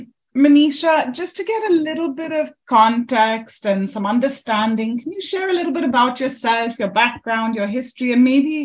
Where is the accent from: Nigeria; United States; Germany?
Germany; born there; I grew up, as you know, as a third culture child. My mom's English, my dad's Indian. I was born in Germany. I've lived in plenty of countries and cities so far.